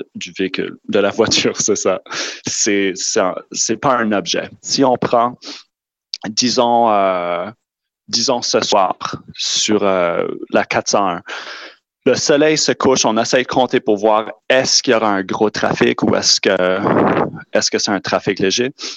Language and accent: French; New Brunswick, Canada; Je suis originaire du Nouveau-Brunswick